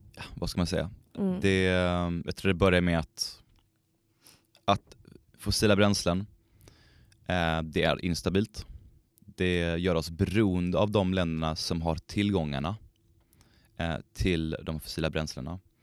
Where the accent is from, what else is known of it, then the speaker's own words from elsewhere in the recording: Skåne, Sweden; now in Umeå, Sweden; Jag är uppväxt i Skåne